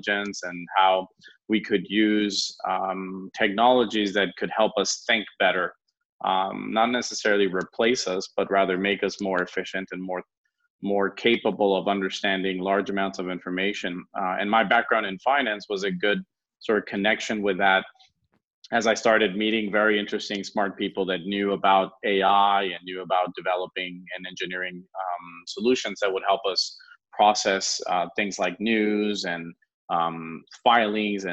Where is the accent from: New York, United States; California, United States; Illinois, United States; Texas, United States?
California, United States; moved away as an adult; also born or lived in France; now in Spain; I'm originally from California, but I have a Latin background, and I studied most of my life in the U.S. until I moved to France